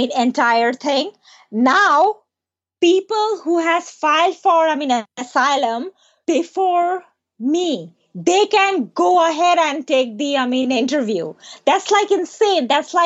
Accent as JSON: {"language": "English", "country": "Bangladesh", "second_language": "English", "moved": "yes", "said": "$1, it's like 90 or 80 takas back home. It's a lot. $1, it's a lot back in my home country."}